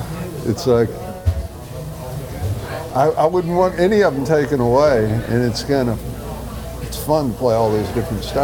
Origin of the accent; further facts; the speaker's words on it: Amelia, Ohio, United States; now in Houston, United States; I grew up in Cincinnati, Ohio, a little town called Amelia, but Houston's been my home for the last over 40 years now.